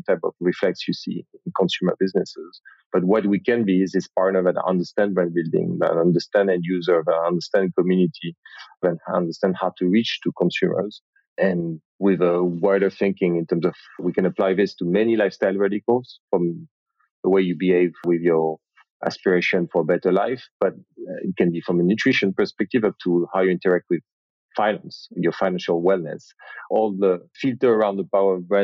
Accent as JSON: {"language": "English", "town": "Paris", "region": "Île-de-France", "country": "France", "accent": "French strong accent", "second_language": "English", "said": "I'm from Paris. I think everyone would have noticed the accent by now, French strong accent."}